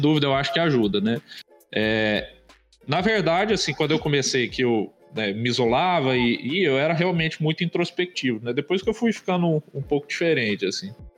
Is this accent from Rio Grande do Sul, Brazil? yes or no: no; interior of Minas Gerais, Brazil; moved away; eu sou de Minas, né, do interior de Minas